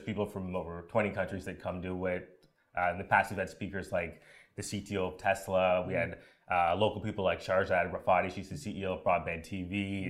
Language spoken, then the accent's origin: English; Ontario, Canada; now in Vancouver, Canada; So I'm from Ontario, so out east, of course. Grew up in a small town out there, went to university there, studied political science